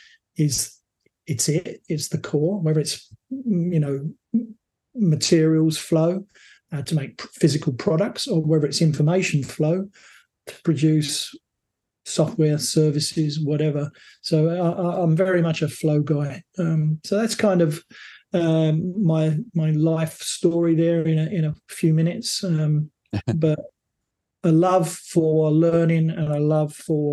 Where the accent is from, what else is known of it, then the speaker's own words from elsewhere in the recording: England, United Kingdom; moved away as an adult; also born or lived in South Africa / Australia; now in North America; I'm born in England, first of all. So I grew up in England